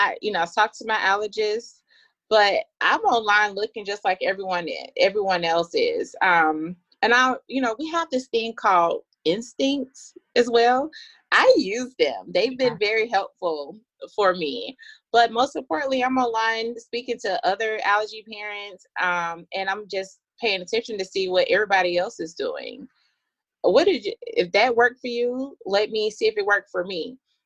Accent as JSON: {"language": "English", "town": "Atlanta", "region": "Georgia", "country": "United States", "said": "And I am from Atlanta, Georgia."}